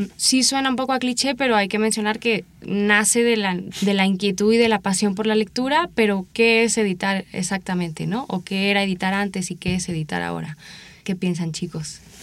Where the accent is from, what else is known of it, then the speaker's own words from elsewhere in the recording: Seville, Andalusia, Spain; moved away; Soy original de Sevilla, España, y realicé mi licenciatura allá en mi ciudad de, origen